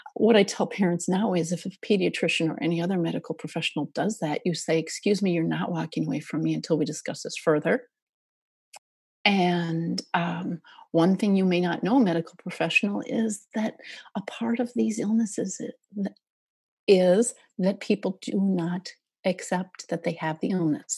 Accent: Minnesota, United States; I grew up in Minnesota

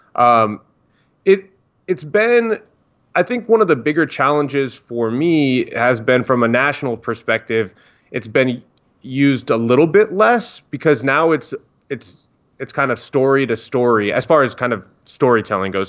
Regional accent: Northern Virginia, United States; I grew up in Northern Virginia

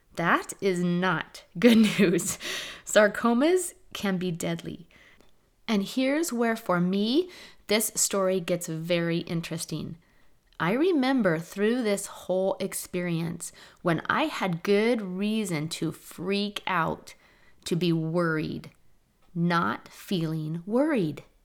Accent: Seattle, Washington, United States; I was raised in Seattle.

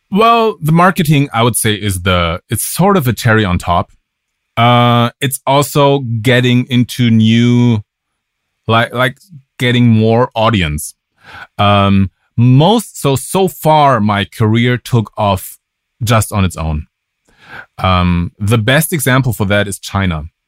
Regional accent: Germany; English is a second language; moved away as an adult; also born or lived in Berlin / United States; I'm from Germany

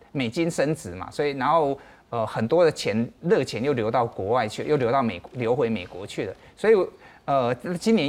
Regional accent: Taiwan; 对我们台湾人也去投资很多欧美的市场啊

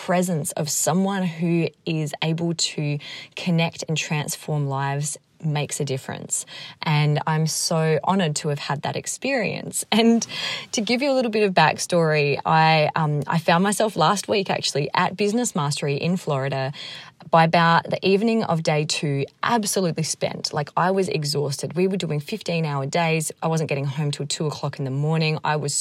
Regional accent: Australia; moved away; I was from Australia

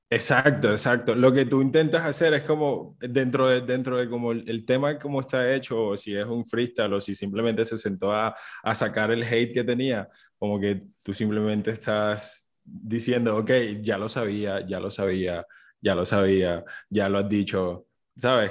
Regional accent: Colombia; como colombianos

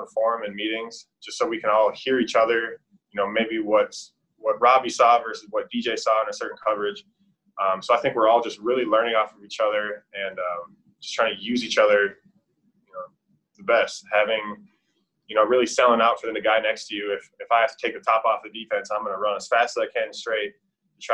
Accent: Minnesota, United States; moved away as an adult; now in Charlotte, United States; I'm from Minnesota, land at 10,000 lakes

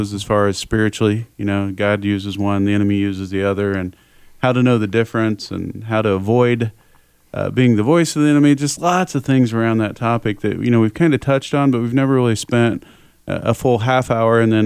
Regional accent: Indiana, United States; now in North Carolina, United States; I grew up watching it as a kid in Indiana

